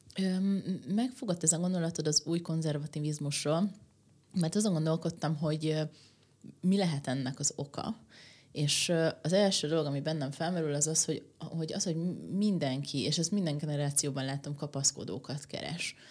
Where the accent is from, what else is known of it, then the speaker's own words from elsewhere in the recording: Székesfehérvár, Fejér, Hungary; én meg Székesfehérváron nőttem föl